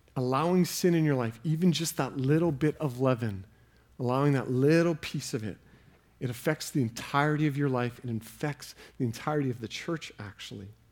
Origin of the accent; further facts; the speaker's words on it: Canada; as Canadian Christians